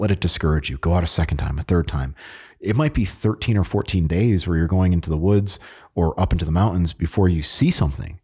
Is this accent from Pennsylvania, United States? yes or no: no; Connecticut, United States; moved away; I'm from Connecticut